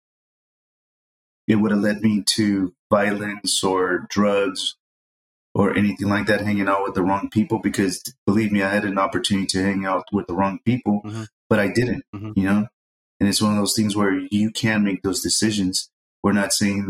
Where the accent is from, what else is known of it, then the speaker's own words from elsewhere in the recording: San Jose, California, United States; growing up in the East Side in San Jose